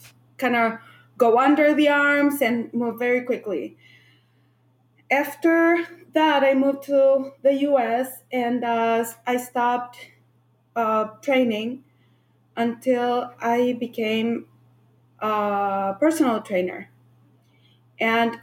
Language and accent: English; Santiago, Santiago Metropolitan Region, Chile; moved away as an adult; now in United States; I grew up in Santiago, Chile, and I moved to the United States when I was 25 years old.